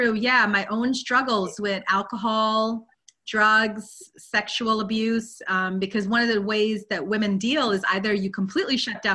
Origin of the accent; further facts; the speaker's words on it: Guyana; moved away; also born or lived in London, United Kingdom; I was born in London, but I grew up in Guyana, South America.